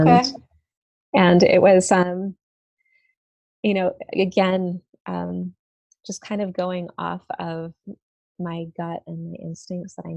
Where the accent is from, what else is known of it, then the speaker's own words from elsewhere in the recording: East Coast, United States; moved away; I grew up on the East Coast with my mother and my stepfather